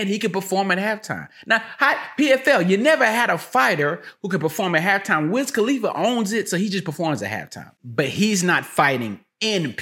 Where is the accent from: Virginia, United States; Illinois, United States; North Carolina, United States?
North Carolina, United States; High Point; I'm from High Point